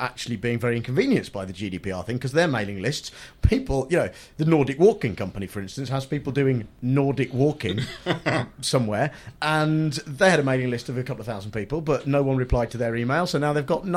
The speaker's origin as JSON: {"language": "English", "region": "Midlands", "country": "United Kingdom", "tie": "born or raised there", "said": "I grew up in the Midlands"}